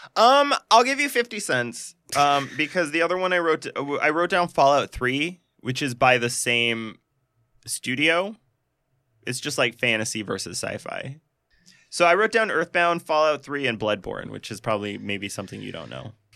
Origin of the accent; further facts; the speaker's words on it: Montana, United States; I grew up in Montana.